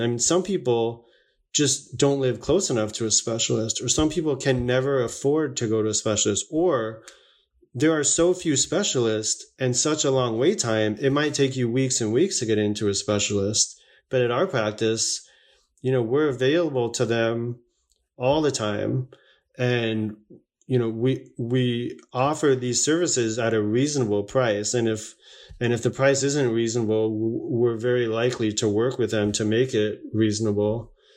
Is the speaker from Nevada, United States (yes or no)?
yes; Las Vegas, Nevada, United States; also born or lived in Long Island, New York; I was born in Long Island, New York, but I was raised in um, Southern Nevada, Las Vegas, Nevada.